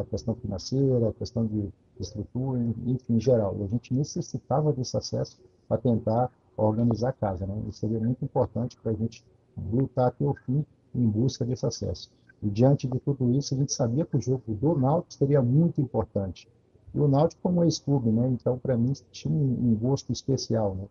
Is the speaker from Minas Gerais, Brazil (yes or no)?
yes; Minas Gerais, Brazil; also born or lived in Almenara; now in Contagem, Brazil; Eu sou mineiro, mas eu, minha residência fixa é em Contagem, Grande BH, mas hoje eu estou em Almenara, no Vale de Jequitinhonha